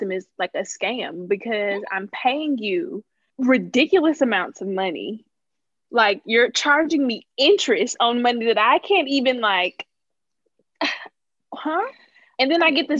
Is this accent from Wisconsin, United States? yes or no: no; Clinton, Mississippi, United States; we grew up together in Mississippi, mm-hmm. Clinton, Mississippi